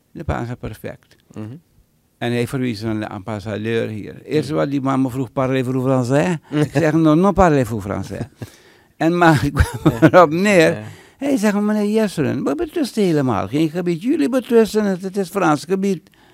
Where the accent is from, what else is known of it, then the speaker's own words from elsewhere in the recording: Suriname; now in United States; ik ben Surinamer